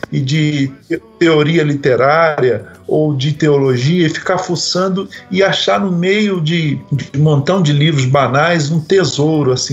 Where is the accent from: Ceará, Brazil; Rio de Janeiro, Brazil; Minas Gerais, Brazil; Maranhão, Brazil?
Rio de Janeiro, Brazil; moved away as an adult; now in São Paulo, Brazil; no bairro que eu cresci no Rio de Janeiro